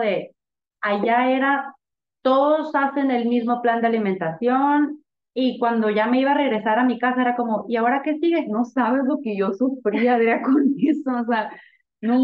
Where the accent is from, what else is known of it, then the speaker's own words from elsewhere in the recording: Sonora, Mexico; also born or lived in Mexico City, Mexico; now in Tijuana, Mexico; venimos de Sonora